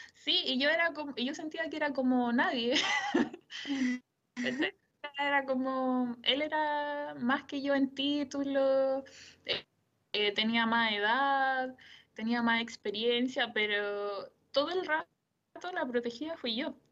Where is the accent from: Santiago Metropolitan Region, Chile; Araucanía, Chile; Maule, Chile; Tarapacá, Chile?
Maule, Chile; Curepto; also born or lived in Columbus, Ohio, United States; yo soy de un pueblo, eh, soy de Curepto, entonces yo sabía que me tenía que ir de la casa para estudiar.